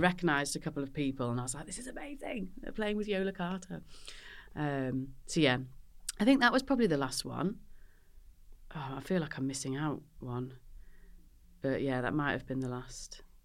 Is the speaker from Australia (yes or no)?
no; Northamptonshire, East Midlands, United Kingdom; moved away as an adult; now in Manchester, United Kingdom; I'm from the Midlands